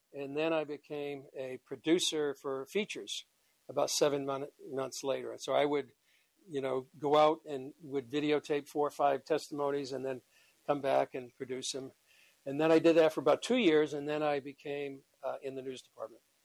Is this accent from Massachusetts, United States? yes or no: yes; Boston, Massachusetts, United States; moved away as an adult; also born or lived in Ireland (ancestry); now in Israel; I'm from Boston